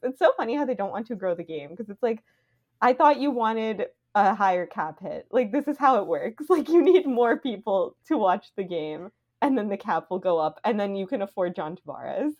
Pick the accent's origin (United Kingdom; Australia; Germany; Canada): Canada